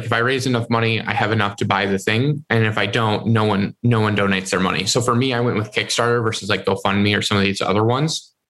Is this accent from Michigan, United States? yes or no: yes; Michigan, United States